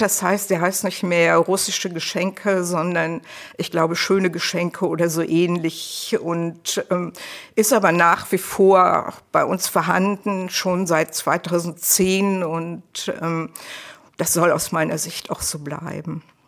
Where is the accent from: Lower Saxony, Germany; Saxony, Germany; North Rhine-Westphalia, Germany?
North Rhine-Westphalia, Germany; Leverkusen; ich komme ja aus Leverkusen.